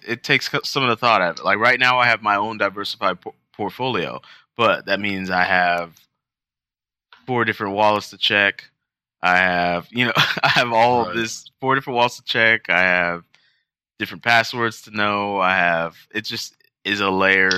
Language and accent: English; United States; being an American, uh, which is what we are